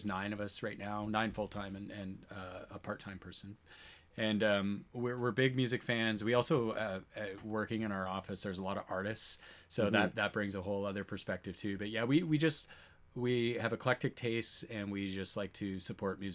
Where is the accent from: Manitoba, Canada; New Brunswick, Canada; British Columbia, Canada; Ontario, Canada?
Manitoba, Canada; Cypress River; my hometown of Cypress River, Manitoba